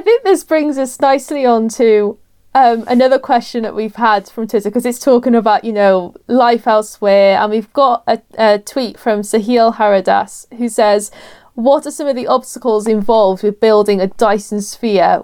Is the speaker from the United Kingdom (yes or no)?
yes; Welsh, Wales, United Kingdom; I'm Welsh and we're perpetually jolly because we live somewhere that rains ninety percent of the time